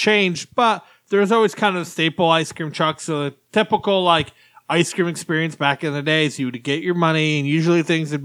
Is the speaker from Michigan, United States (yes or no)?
yes; Michigan, United States; moved away; I'm from the Midwest in Michigan. And when I lived there, I lived in a small little town, 10,000 people